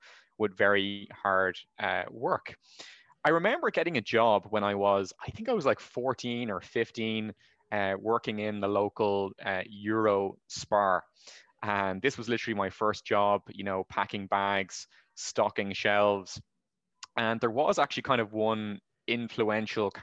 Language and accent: English; Rush, Leinster, Ireland; now in Valencia, Spain; Well, I grew up in Rush, which is a seaside town in North Dublin.